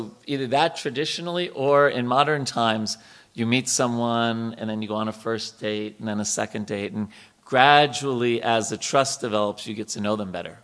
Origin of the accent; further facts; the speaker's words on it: New York, United States; I grew up in New York